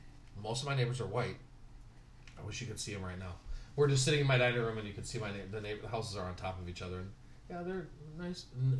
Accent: Southern California, United States; now in Minneapolis, United States; I grew up in Southern California.

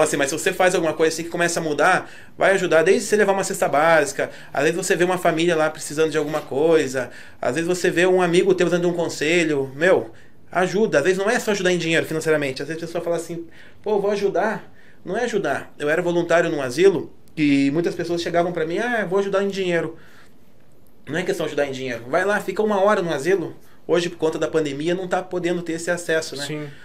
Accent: Curitiba, Paraná, Brazil; Nasci em Curitiba mesmo

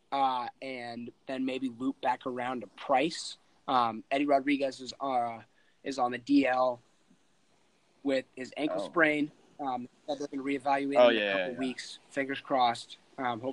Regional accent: San Francisco, California, United States; I'm from San Francisco

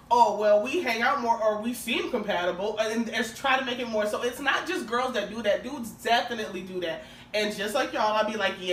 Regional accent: Minneapolis, Minnesota, United States; definitely from Minneapolis.

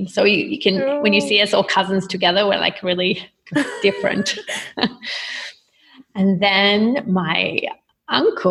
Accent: Australia; moved away; I grew up, you know, with an identity of myself as being Australian.

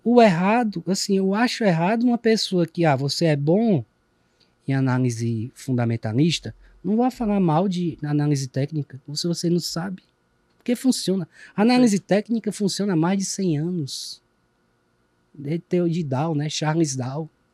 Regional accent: Ceará, Brazil; accent: Cearense; o cearenseis, nossa, nosso dialeto

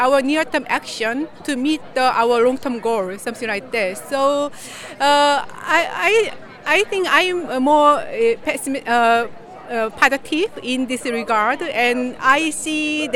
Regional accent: South Korea; I'm from South Korea

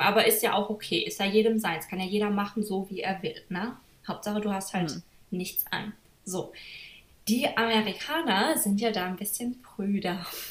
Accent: Germany; moved away as an adult; now in United States; ich komme ja eigentlich ähm, aus Deutschland

